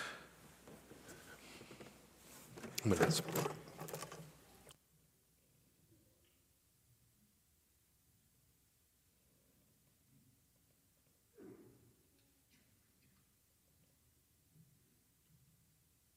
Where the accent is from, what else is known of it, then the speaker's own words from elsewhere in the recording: Colorado, United States; moved away; I did spend 2/3 of my life growing up in Colorado